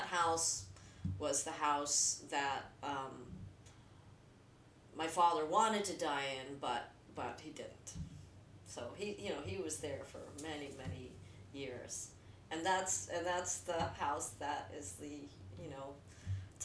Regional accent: New Jersey, United States; born or raised there

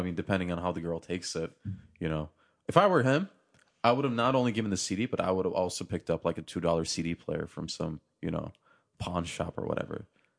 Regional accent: Turkey; I'm for sure going to buy the house that I grew up in Turkey, in the apartment complex that I was raised in.

